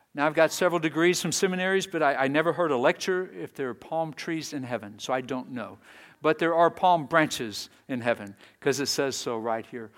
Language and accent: English; Texas, United States; moved away; I was raised in Texas.